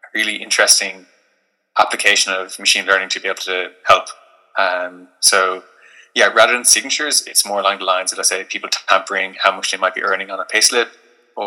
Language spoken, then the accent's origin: English; Limerick, Munster, Ireland; moved away; also born or lived in Dublin; I'm originally from Limerick